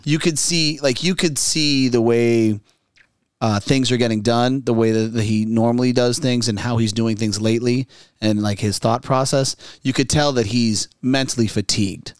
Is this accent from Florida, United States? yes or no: yes; Florida, United States; we're from Florida